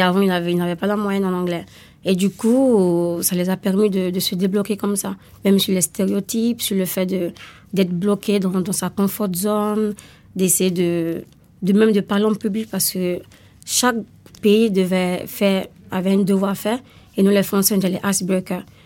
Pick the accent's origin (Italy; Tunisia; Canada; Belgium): Italy; now in France; je viens d'Italie